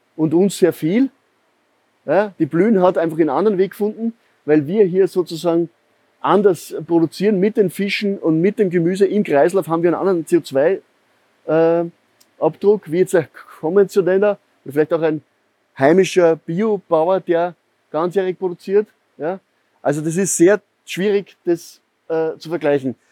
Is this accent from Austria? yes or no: yes; Upper Austria, Austria; now in Vienna, Austria; Ich bin in Oberösterreich aufgewachsen, in einer Gärtnerei